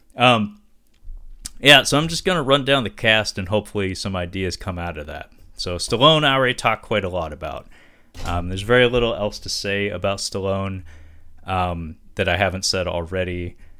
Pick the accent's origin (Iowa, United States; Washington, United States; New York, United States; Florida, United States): Washington, United States; Seattle; they're headquartered in my hometown in Seattle